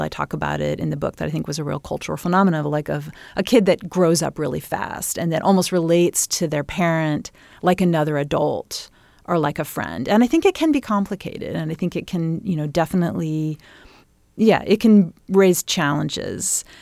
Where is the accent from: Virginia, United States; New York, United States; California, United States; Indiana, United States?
Indiana, United States; Bloomington; growing up in Bloomington, in that time period